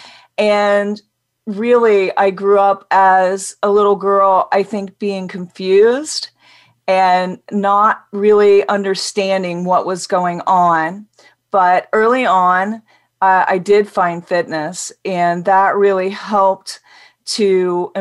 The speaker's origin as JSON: {"language": "English", "region": "Midwest", "country": "United States", "tie": "born or raised there", "said": "I grew up in the Midwest"}